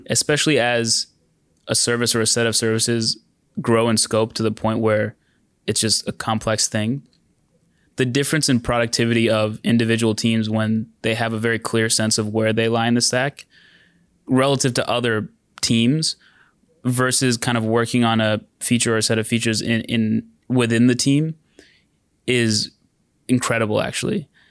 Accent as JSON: {"language": "English", "town": "San Diego", "region": "California", "country": "United States", "tie": "born or raised there", "moved": "yes", "lives_now": "Bay Area, United States", "said": "I grew up in San Diego"}